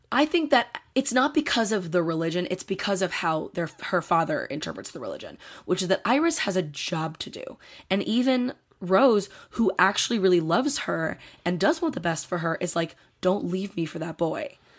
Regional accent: Delaware County, Pennsylvania, United States; I'm from Delaware County, Pennsylvania.

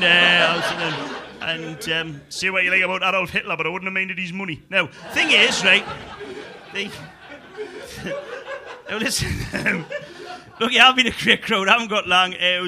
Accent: United Kingdom; within the United Kingdom, I was as a British person, I was well brought up in a decent house, decent street, decent parents, and but flanked by council estates is the problem.

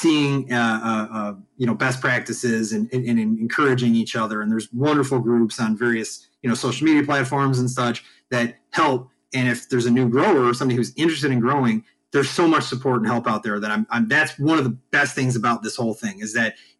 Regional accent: Chicago, Illinois, United States; I'm from Chicago

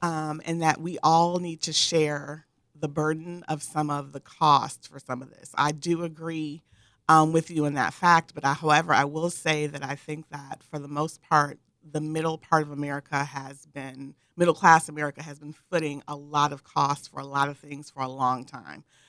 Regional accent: Michigan, United States; moved away as an adult; also born or lived in Northern California; now in San Diego, United States; I grew up originally in Michigan, where there was humidity beyond belief.

